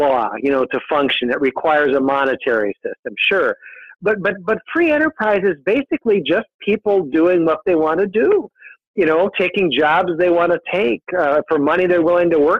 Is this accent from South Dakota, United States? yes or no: no; Minnesota, United States; From Minnesota, my home state